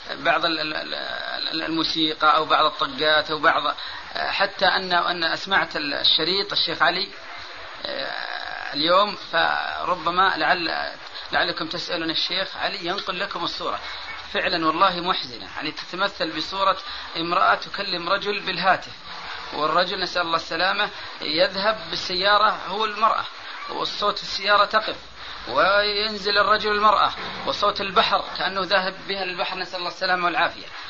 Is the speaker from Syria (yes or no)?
no; Saudi Arabia; عندنا في السعودية